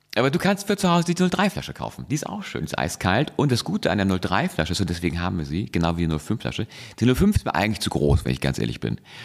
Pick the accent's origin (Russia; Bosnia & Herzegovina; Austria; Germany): Germany; Hamburg; ich komme aus Hamburg